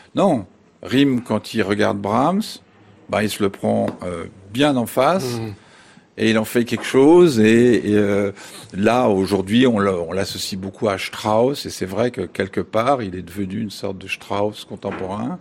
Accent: France; chez nous en France

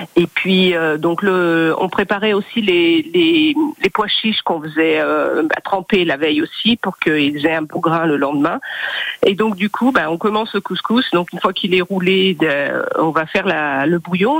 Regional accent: Algeria; now in La Ciotat, France; je suis algérienne, donc ça vient de la région d'Oran

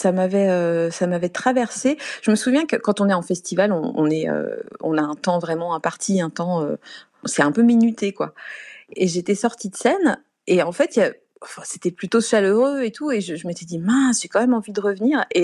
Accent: Nantes, Pays de la Loire, France; Et donc, moi, je, je vivais à Nantes à l'époque, je suis nantaise, donc je représentais ma région, entre guillemets.

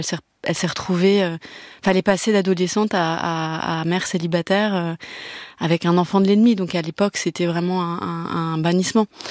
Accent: Breton, Brittany, France; il y a un truc chez les Bretons où on n'exprime euh, pas tout de suite nos sentiments

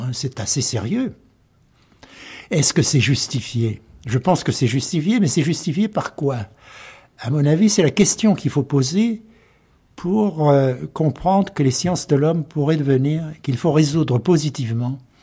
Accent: southern France, France; accent: French, somewhat southern; first language French; moved away as an adult; now in United States; j'ai un accent euh, français, peut-être même méridional un peu

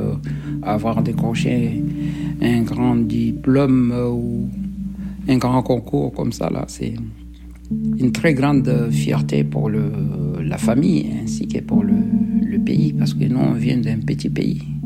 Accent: Comoros; now in France; Les Comores, oui. C'est mon pays d'origine. Je suis né là-bas.

